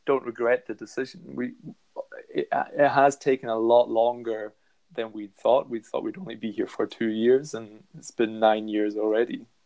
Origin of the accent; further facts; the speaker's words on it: Scotland, United Kingdom; now in Germany; I didn't speak German until I was about seven. I've always counted myself as Scottish, although now I've lived most more of my life in Germany than I have in Scotland.